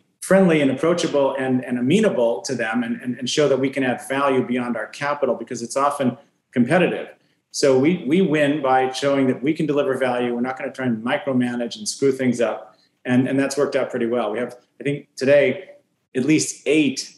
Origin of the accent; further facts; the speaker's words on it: Fresno, California, United States; from Fresno